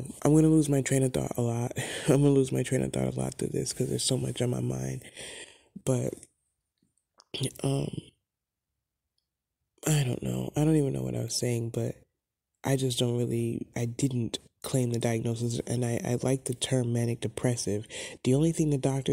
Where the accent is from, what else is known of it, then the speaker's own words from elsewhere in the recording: the Catskills, New York, United States; I grew up in the Catskills in New York